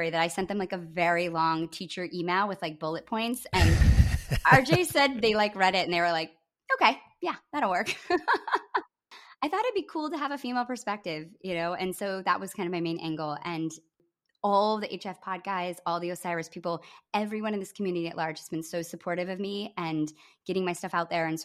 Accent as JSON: {"language": "English", "region": "Midwest", "country": "United States", "said": "I'm a I'm a Midwesterner who had a crush on, you know, a bunch of older boys who were seniors and I was a sophomore"}